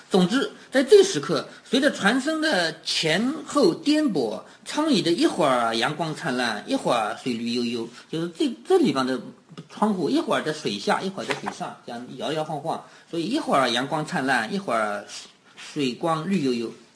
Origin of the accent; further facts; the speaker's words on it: China; 我们中国人